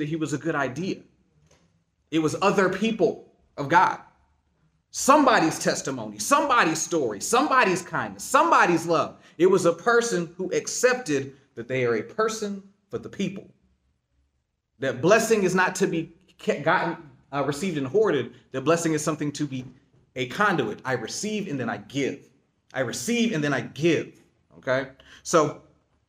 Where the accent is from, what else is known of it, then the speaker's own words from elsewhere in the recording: Eastern North Carolina, United States; moved away as an adult; now in Jacksonville, United States; I'm from Eastern North Carolina